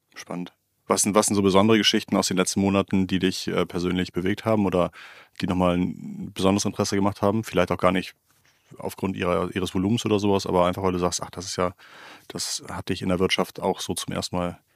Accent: Germany; als, als Deutscher

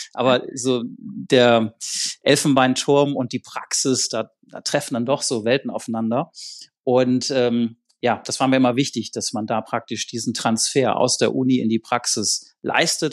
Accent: Schleswig-Holstein, Germany; ich komme aus Schleswig-Holstein, ne, da gab es sonst nicht so viel da oben

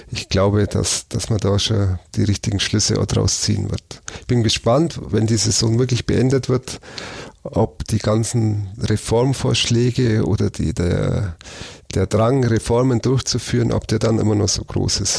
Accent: Augsburg, Bavaria, Germany; aber als Augsburger denke ich, Sie bleiben drin, knapp.

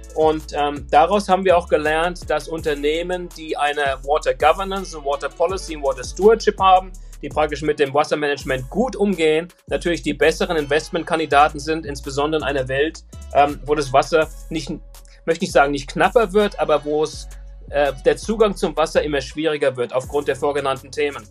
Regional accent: Frankfurt, Hesse, Germany; moved away as an adult; now in United States; Ich bin äh, ein, ein gebürtiger Frankfurter, 1964 geboren in Frankfurt. Bin dann 1996 ausgewandert nach Amerika

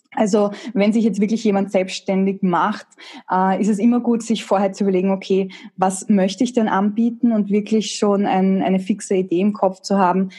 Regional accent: Austria; eine technische Ausbildung in der HTL. Das gibt's bei uns in Österreich.

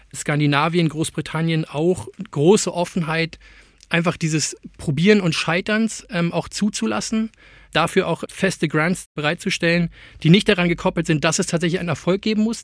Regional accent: Germany; als Deutscher

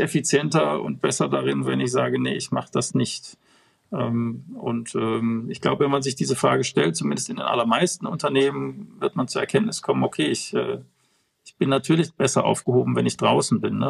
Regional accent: Bonn, North Rhine-Westphalia, Germany; als Bonner

